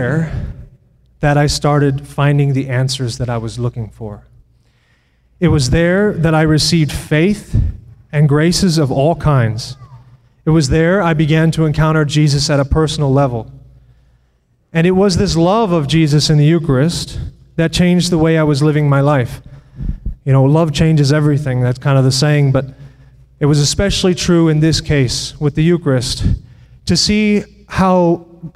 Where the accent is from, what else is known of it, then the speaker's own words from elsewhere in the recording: United States; I am from Putnam County, which isn't too far from here